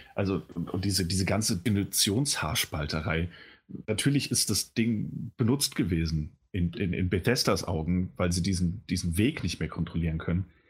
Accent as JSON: {"language": "German", "country": "Germany", "said": "als Deutscher"}